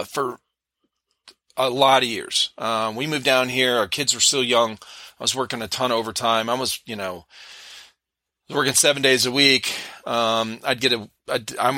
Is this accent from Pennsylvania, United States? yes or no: no; Akron, Ohio, United States; moved away; we grew up in Akron